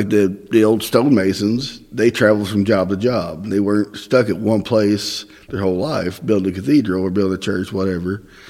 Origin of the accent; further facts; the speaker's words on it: Southeast Missouri, United States; accent: Northern Indiana drawl; Well, I grew up in Southeast Missouri.